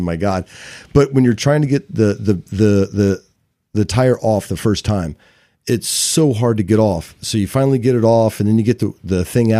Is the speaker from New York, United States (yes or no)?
no; Santa Cruz, California, United States; I'm so from Santa Cruz.